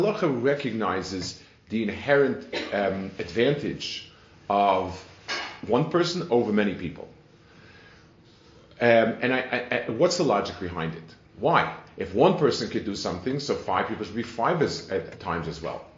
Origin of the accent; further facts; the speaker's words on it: New York, United States; moved away as an adult; also born or lived in Jerusalem, Israel; now in Silver Spring, United States; I grew up in New York in the Lower East Side